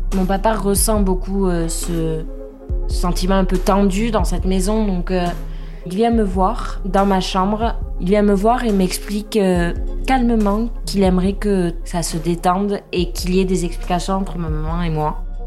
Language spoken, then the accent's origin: French; Pau, Nouvelle-Aquitaine, France; J'ai grandi à Pau avec mon papa, ma maman